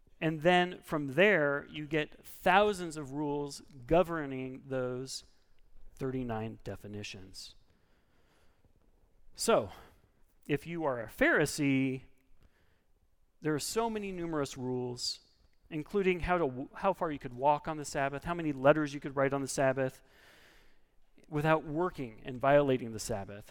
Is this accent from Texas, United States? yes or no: no; Oregon, United States; I'm from Oregon